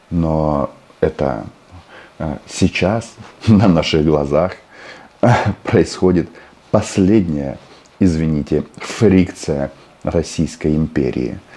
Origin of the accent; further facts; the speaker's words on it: Kazakhstan; born there; И если вот у меня мама и папа украинцы, и я украинец, хотя родился в Казахстане.